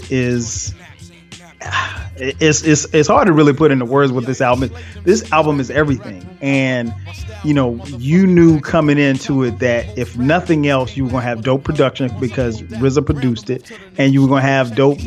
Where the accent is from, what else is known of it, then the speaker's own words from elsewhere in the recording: Atlanta, Georgia, United States; ATLians, straight right here in A-Town, my hometown